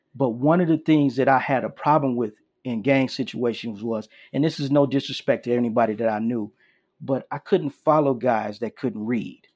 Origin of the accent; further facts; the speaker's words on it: Chicago, Illinois, United States; I'm originally from Chicago, Illinois